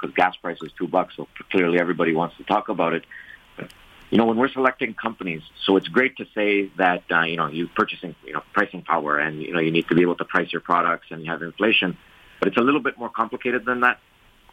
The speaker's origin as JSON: {"language": "English", "town": "Montreal", "region": "Quebec", "country": "Canada", "tie": "born or raised there", "moved": "yes", "said": "I grew up in Montreal"}